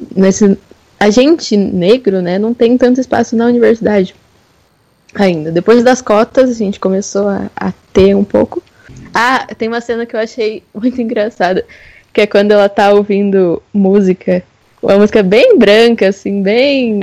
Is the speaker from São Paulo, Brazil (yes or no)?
yes; São Paulo, Brazil; now in Minas Gerais, Brazil; Eu sou de São Paulo, mas moro em Minas Gerais atualmente